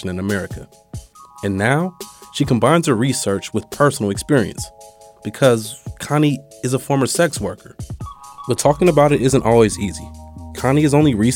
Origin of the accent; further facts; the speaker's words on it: Oakland, California, United States; Growing up in Oakland, the sex industry is this thing that you can't not notice.